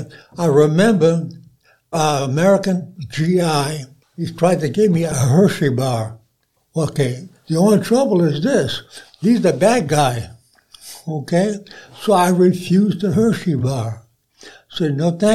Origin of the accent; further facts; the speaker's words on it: Sicily, Italy; now in Athens, Alabama, United States; I was born in Sicily